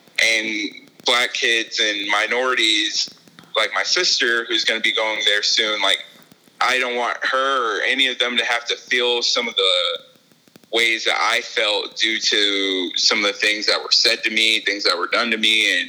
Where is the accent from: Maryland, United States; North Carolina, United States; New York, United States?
North Carolina, United States; Boone; I will say that I grew up in Boone because that's where I learned a lot of my life lessons.